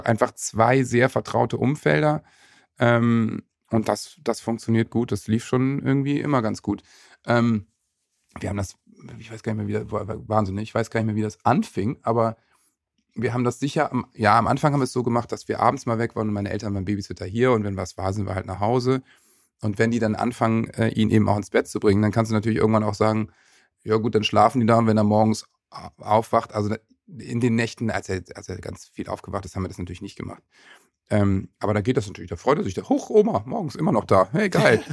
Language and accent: German; Worpswede, Lower Saxony, Germany; in dem wunderschönen Dorf Bobswede, wo ich aufgewachsen bin. Das ist so ein Künstlerdorf mit sehr viel Kunst und Kultur